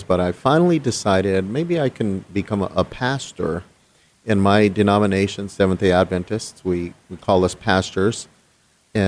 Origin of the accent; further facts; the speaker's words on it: Los Angeles, California, United States; I was born in Los Angeles, that little tiny town called Los Angeles, and grew up there, born there, grew up there, went to high school